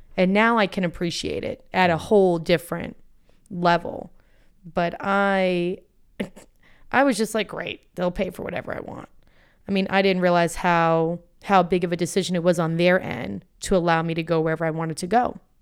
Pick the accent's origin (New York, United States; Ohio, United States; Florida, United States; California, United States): Florida, United States; Boca Raton; moved away as an adult; also born or lived in Atlanta; Boca Raton, Florida